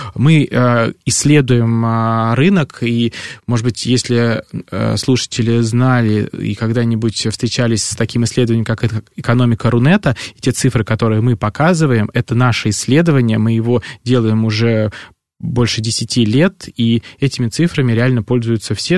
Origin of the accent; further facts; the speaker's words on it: Podolsk, Moscow Oblast, Russia; moved away; я родился в Подольске, это в Подмосковье